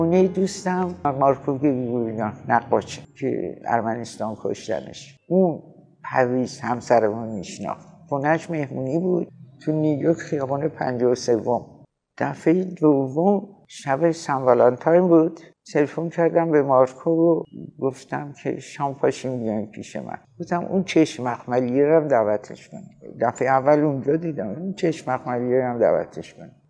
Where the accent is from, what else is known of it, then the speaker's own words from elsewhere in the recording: Iran; به عنوان یک ایرونی